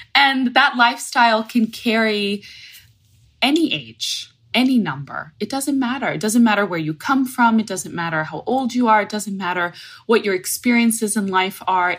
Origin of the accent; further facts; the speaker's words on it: Fort Lauderdale, Florida, United States; I'm in Palm Beach, Florida, which is a little bit more north of Fort Lauderdale from where I grew up